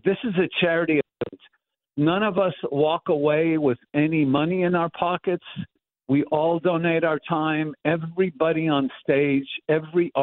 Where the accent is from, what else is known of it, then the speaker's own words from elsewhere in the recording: Montreal, Quebec, Canada; growing up in Montreal, in the tenements of Montreal